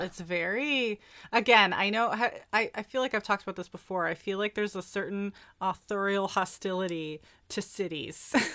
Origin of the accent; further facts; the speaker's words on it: New York, United States; as a New Yorker